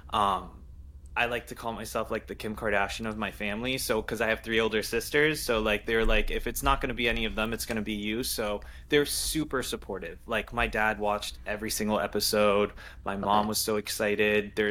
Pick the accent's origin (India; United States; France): France; Paris, Île-de-France; I'm French guys I was born in Paris so every summer I go I, I go back to France to see my family we have a family uh, home there